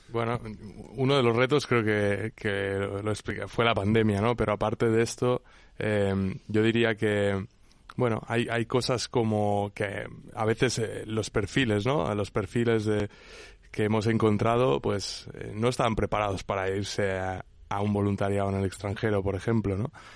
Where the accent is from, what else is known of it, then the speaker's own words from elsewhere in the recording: Menorca, Balearic Islands, Spain; yo soy de Menorca